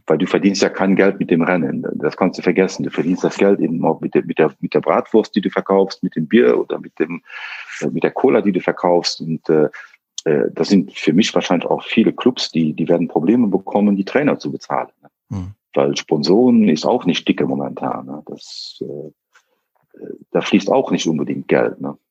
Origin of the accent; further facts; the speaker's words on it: northern Luxembourg, Luxembourg; komme aus dem äh, Norden äh, von Luxemburg